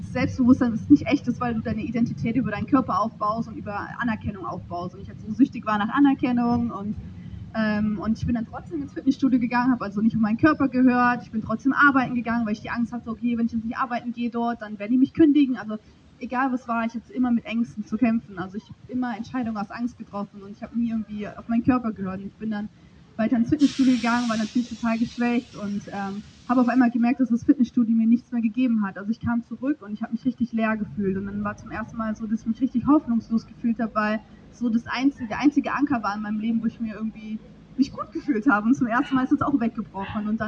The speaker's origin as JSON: {"language": "German", "country": "Germany", "tie": "born or raised there", "said": "also ich bin 26, bin in der Eifel geboren und ich bin römisch-katholisch aufgewachsen."}